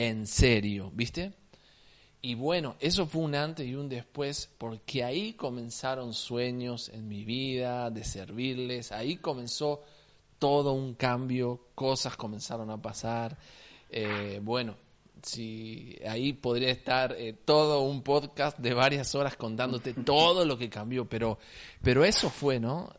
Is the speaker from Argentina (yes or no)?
yes; Salta, Argentina; accent: salteño tonada; also born or lived in Alicante, Spain; toda mi vida acá en Salta, así que puedo decir que soy un salteño